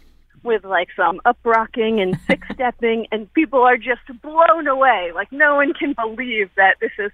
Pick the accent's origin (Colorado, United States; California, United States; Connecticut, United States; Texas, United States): Connecticut, United States; New Haven; I grew up in New Haven and was hanging around in downtown New Haven in the 90s with my best friends